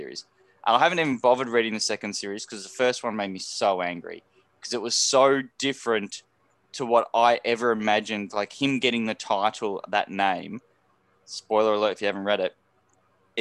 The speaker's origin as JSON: {"language": "English", "region": "Tasmania", "country": "Australia", "moved": "yes", "said": "I'm from Tasmania."}